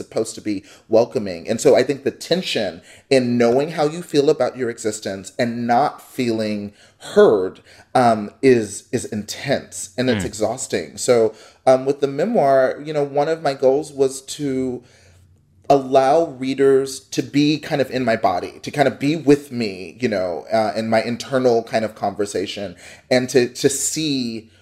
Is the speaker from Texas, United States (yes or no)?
yes; Dallas, Texas, United States; moved away as an adult; now in Columbus, United States; I grew up in Texas. I grew up in the suburbs of North Dallas.